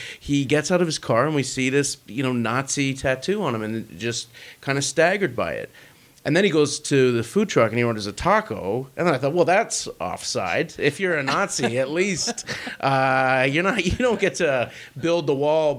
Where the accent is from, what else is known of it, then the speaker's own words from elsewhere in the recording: Vancouver, British Columbia, Canada; I'm from Vancouver